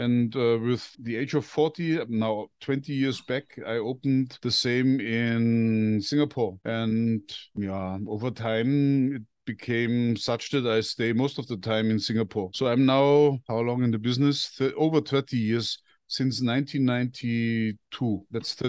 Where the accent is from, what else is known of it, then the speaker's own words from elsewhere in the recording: Bavaria, Germany; born there; I'm 58 years old. I was born in Bavaria, which is in the very south of Germany.